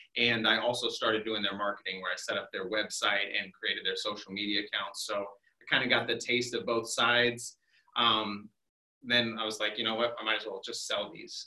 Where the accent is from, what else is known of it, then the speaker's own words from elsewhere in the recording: Worthington, Ohio, United States; also born or lived in Canal Winchester, Ohio; I grew up in Worthington, really right down the road here. Um, I ended up going to high school in Canal Winchester